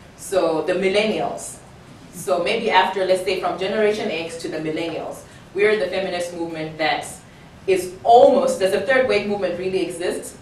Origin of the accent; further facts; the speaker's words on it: Zimbabwe; moved away; I'm also from Zimbabwe